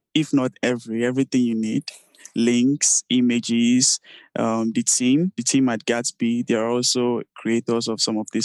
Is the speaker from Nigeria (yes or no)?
yes; Nigeria; I'm from Nigeria